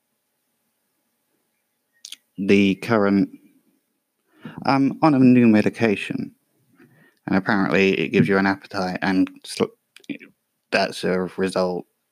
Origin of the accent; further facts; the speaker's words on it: England, United Kingdom; I'm English